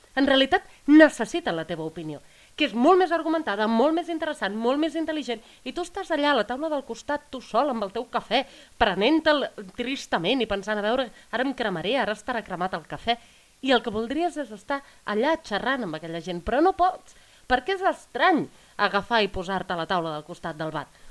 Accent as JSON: {"language": "Catalan", "region": "Catalonia", "country": "Spain", "tie": "born or raised there", "said": "jo he crescut en un poble petit"}